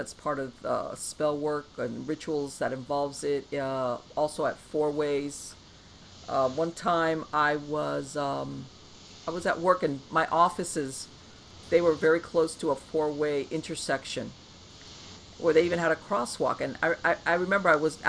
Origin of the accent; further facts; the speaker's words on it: Miami, Florida, United States; I grew up here in Miami